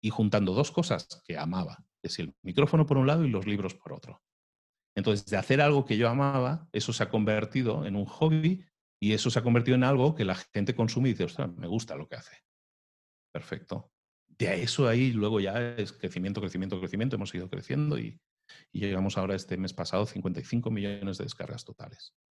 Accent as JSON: {"language": "Spanish", "country": "Spain", "lives_now": "Mexico", "said": "Aparte yo soy español viviendo en México, y yo tengo una curiosa mezcla en el tono"}